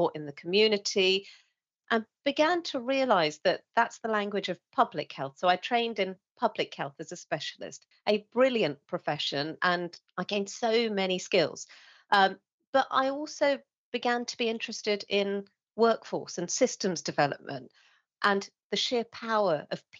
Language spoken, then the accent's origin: English; England, United Kingdom; a Sri Lankan woman growing up in England